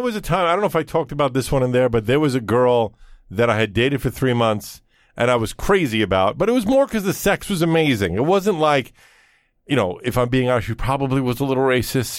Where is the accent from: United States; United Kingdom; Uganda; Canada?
United States; New York City, New York; growing up in Brooklyn